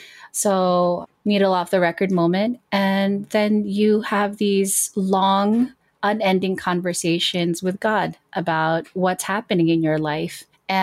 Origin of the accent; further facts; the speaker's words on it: New Jersey, United States; I am from New Jersey and I do work in legal services.